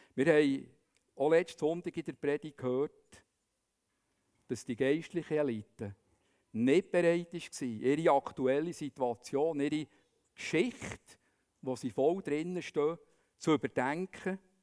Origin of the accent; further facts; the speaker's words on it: Bern, Switzerland; man würde vielleicht sagen als Berner